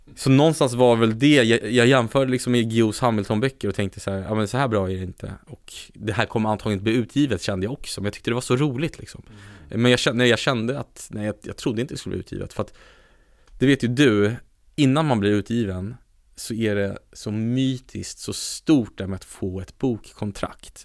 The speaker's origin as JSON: {"language": "Swedish", "country": "Sweden", "said": "jag är så extremt rotad i Sverige"}